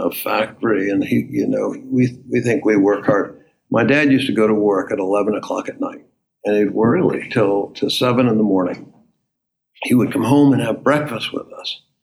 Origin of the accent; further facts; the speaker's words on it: Waterbury, Connecticut, United States; moved away as an adult; also born or lived in Baltimore area; now in Baltimore, United States; A place called Waterbury, Connecticut